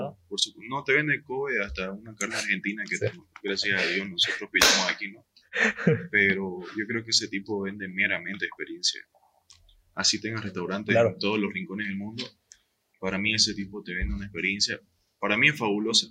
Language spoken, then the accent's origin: Spanish; eastern Bolivia, Bolivia